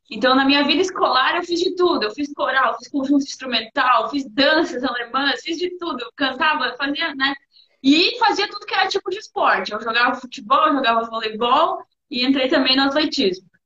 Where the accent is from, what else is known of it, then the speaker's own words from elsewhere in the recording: Teutônia, Rio Grande do Sul, Brazil; Não, sou de Teutônia.